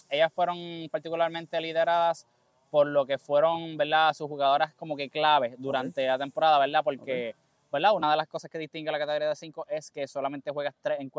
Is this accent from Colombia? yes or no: no; Caguas, Puerto Rico; Soy de Caguas